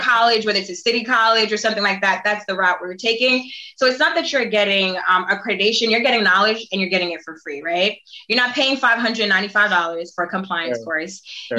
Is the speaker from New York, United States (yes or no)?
yes; New York City, New York, United States; I grew up in East Flatbush, very, you know, Caribbean, but also not the wealthiest, you know, zip code